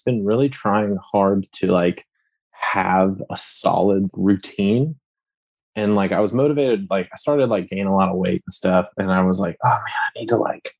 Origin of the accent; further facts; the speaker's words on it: Lafayette, Louisiana, United States; I am from Lafayette, Louisiana